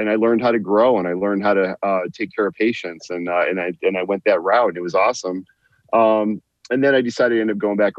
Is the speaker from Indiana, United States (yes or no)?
no; San Diego, California, United States; moved away as an adult; now in Michigan, United States; I grew up mostly in San Diego, and I ended up moving to Michigan, after the military